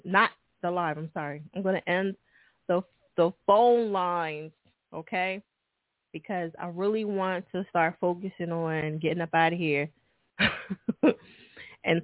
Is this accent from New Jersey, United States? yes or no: yes; New Jersey, United States; Yeah, you know, Jersey is my home state, baby.